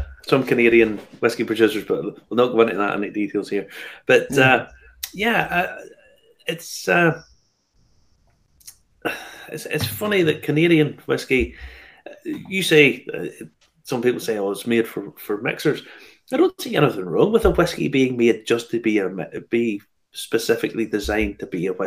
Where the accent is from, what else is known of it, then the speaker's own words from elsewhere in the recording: Ballymena, Northern Ireland, United Kingdom; So, my hometown, by the way, Bal